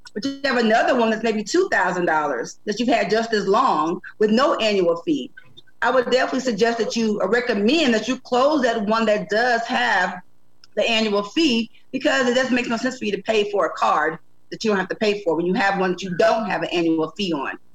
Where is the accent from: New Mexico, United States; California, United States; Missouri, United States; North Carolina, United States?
Missouri, United States; St. Louis; moved away as an adult; I'm from St. Louis originally, originally from St. Louis